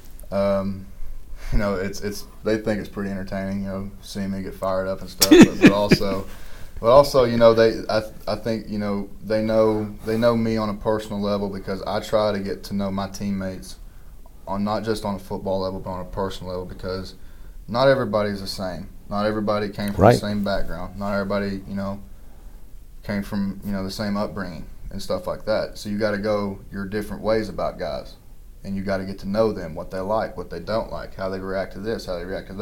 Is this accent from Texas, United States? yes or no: no; Kentucky, United States; me being from Kentucky, with me being at my home state school